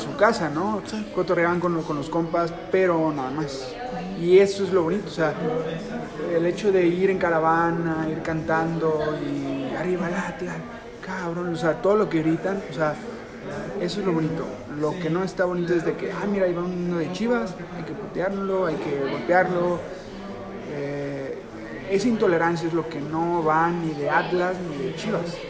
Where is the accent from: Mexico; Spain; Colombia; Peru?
Mexico; Guadalajara, Jalisco; nosotros somos de Guadalajara, estamos aquí en, la ciudad